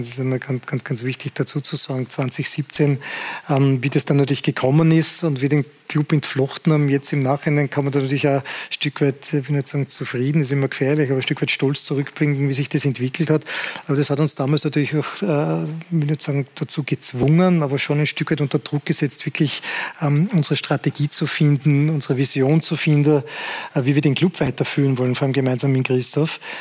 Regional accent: Salzburg, Austria; als Salzburger

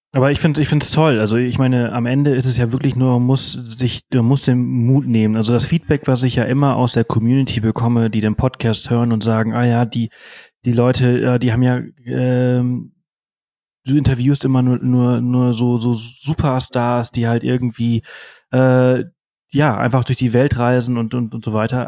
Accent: Mallorca, Balearic Islands, Spain; ich komme aus Mallorca

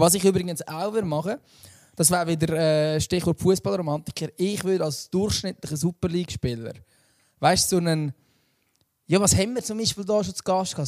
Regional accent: Lucerne, Switzerland

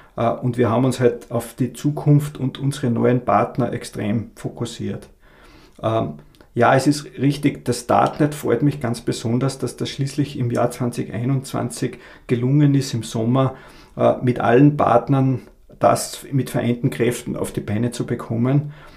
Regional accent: Abtenau, Salzburg, Austria; moved away as an adult; also born or lived in Graz; now in Carinthia, Austria; Ich komme ursprünglich aus Abtenau bei Salzburg

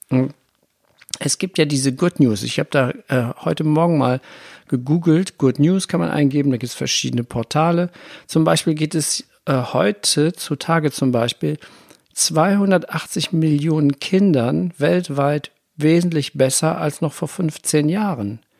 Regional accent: Germany; ich bin, wohne ja hier am Rhein, ich bin auch am Rhein groß geworden und ich durfte nicht an das Wasser gehen.

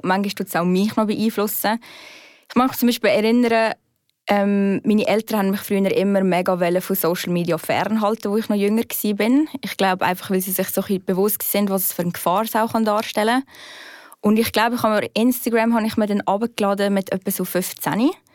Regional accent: Aargau, Switzerland; moved away as an adult; also born or lived in Zurich; ich bin ja vom Aargau gekommen.

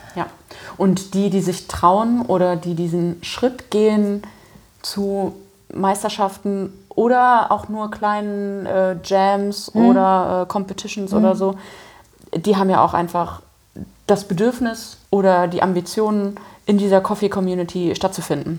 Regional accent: Germany; moved away; ich komme ja äh, ursprünglich aus der Eifel, das ist nicht so weit weg von der Mosel

